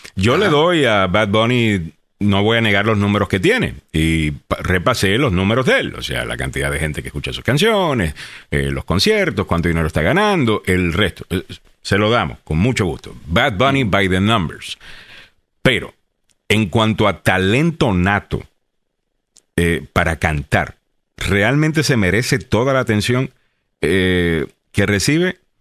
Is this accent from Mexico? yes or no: no; Puerto Rico; now in United States